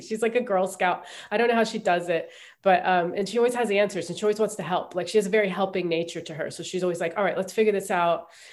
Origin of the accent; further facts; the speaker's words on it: Ohio, United States; moved away as an adult; also born or lived in New York; I grew up in Ohio